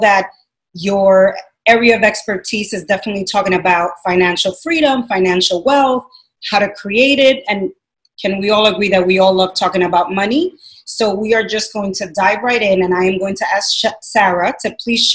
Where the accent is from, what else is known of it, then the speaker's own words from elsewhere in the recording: Dominican Republic; being Latina, and I come from Dominican Republic